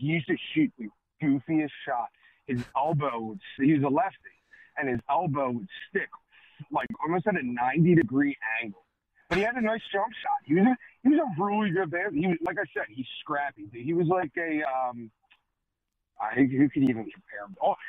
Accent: Philadelphia, Pennsylvania, United States; I grew up in Richmond.

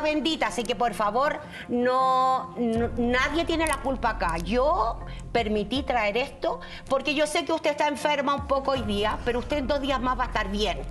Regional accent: Chile; moved away; Yo soy una bruja que vengo de Chile

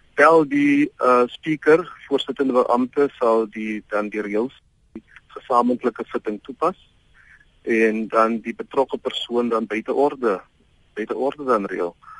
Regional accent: South Africa; ons is tog trots as Suid-Afrikaners

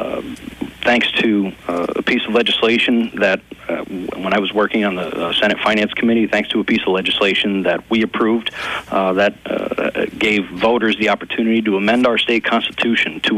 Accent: Peckville, Pennsylvania, United States; I was raised in Peckville

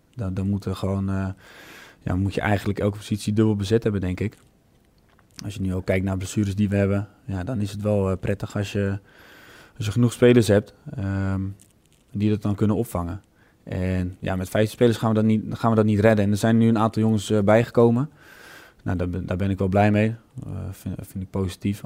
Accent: Netherlands

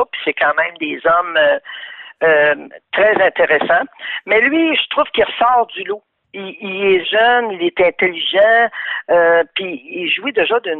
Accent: Quebec, Canada

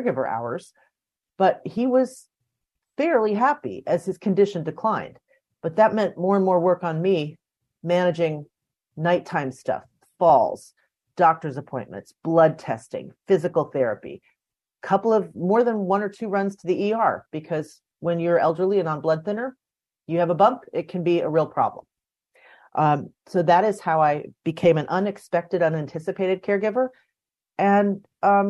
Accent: United States; I grew up outside Washington, D.C. in the suburbs

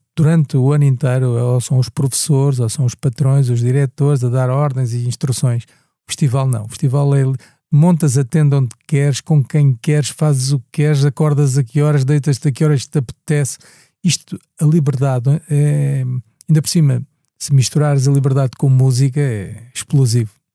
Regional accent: Angola; now in Portugal; Eu vim de Angola

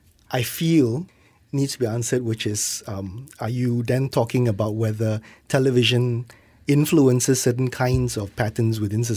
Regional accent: Johor Bahru, Johor, Malaysia; I'm from Johor Bahru.

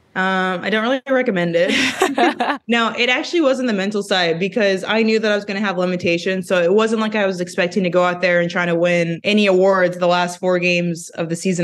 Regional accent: Jefferson City, Missouri, United States; moved away as an adult; also born or lived in Connecticut / Minnesota; now in Minneapolis, United States; we're all from Missouri

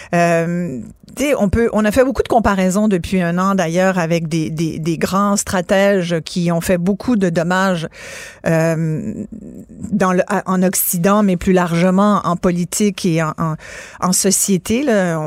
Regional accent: France; je suis née en France

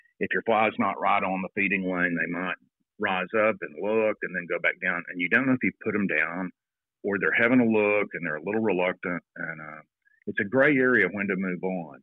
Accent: Texas, United States; moved away as an adult; also born or lived in Atlanta; now in New Zealand; I grew up in Texas

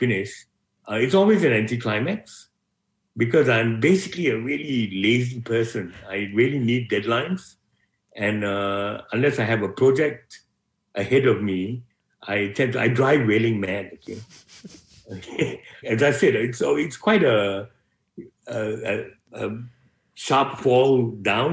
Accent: Malaysia; moved away as an adult; now in Melbourne, Australia; Being Malaysian

